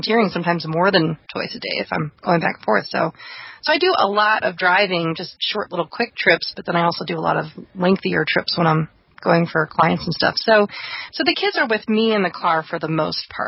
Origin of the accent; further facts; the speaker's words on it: East Coast, United States; moved away; I'm from the East Coast